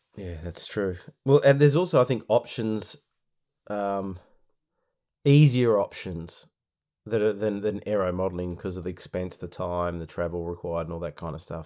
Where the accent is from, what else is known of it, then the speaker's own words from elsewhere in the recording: Victoria, Australia; my home state of Victoria